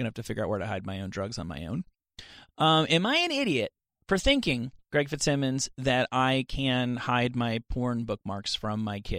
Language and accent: English; New Jersey, United States; Suburban New Jersey.